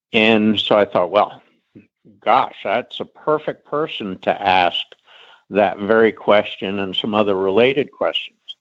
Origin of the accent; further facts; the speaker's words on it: Middleburg, Virginia, United States; I grew up in Middleburg.